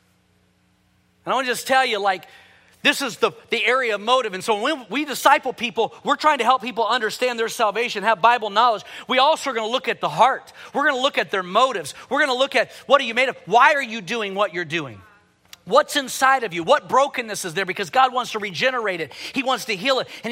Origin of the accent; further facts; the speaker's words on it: Houston, Texas, United States; growing up in Houston, I was involved in my first hurricane